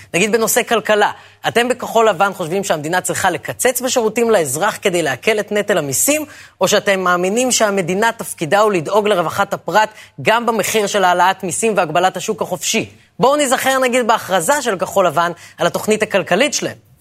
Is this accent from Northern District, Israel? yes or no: no; Ra'anana, Central District, Israel; כשאני גדלתי ברעננה